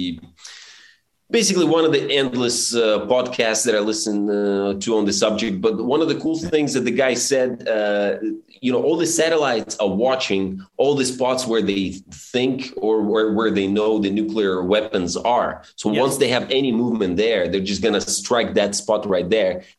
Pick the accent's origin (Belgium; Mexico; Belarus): Belarus; moved away; also born or lived in Suzhou, China; when I was the only Belarusian most people knew in Suzhou